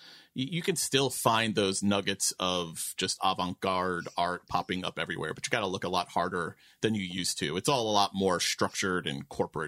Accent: New York City, New York, United States; also born or lived in Manhattan; now in near the Catskills, New York, United States; I grew up in Queens. I grew up in Flushing, but I lived all over. I lived all over Queens. I lived all over Manhattan. I now live about an hour north of the city, just at the foot of the Catskills, actually.

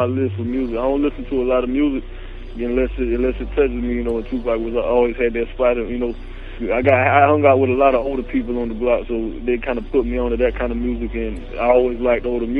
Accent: Claxton, Georgia, United States; I'm from Georgia

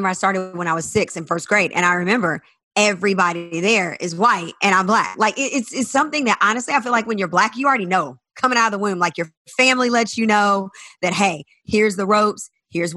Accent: South Carolina, United States; I'm from the South, from South Carolina, in a small town

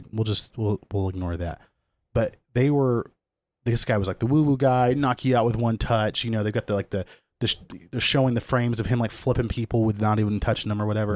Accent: Kansas, United States; I grew up in Kansas

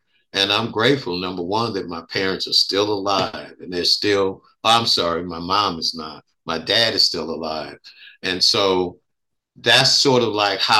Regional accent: Oakland, California, United States; I grew up in West Oakland and North Oakland and currently live in East Oakland. So I'm all part of Oakland.

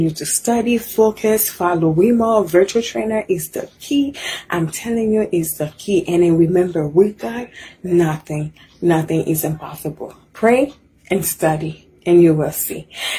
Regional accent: Haiti; now in United States; I'm from Haiti. I've been here in the U.S. for 12 years

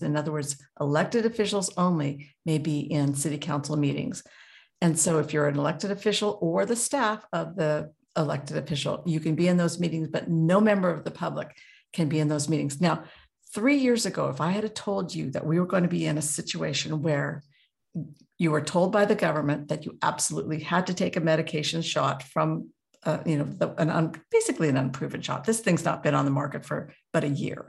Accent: Juneau, Alaska, United States; now in Anchorage, United States; I was raised in Juneau

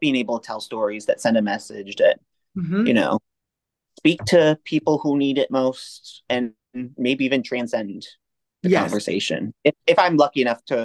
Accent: Connecticut, United States; also born or lived in upstate New York; now in New York City, United States; I grew up in Connecticut.

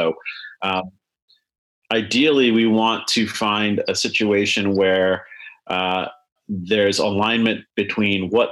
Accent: Chicago, Illinois, United States; I grew up in Chicago

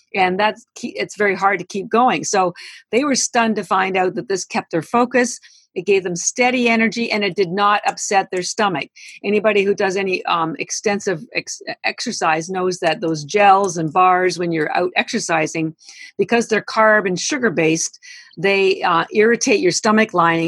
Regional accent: Canada; now in United States; I am Canadian

